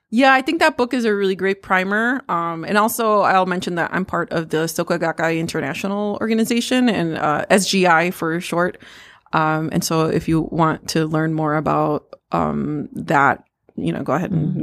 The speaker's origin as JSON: {"language": "English", "country": "United States", "said": "I'm Mexican American. Um, I am the daughter of immigrants."}